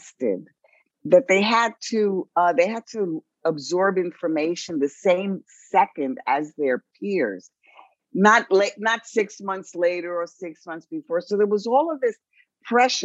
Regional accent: New York City, New York, United States; I was raised in the South Bronx

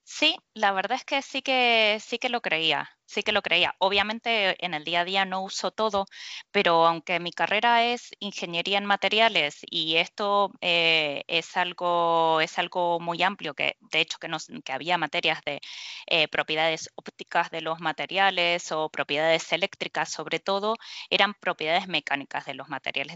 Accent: Argentina; moved away as an adult; now in Spain; yo soy de, de Argentina y bueno, hace unos 11 años que estoy acá en, España

